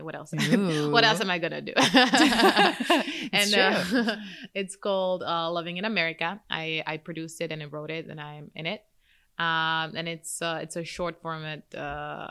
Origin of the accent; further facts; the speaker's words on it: Czechia; moved away as an adult; now in United States; Czech Republic.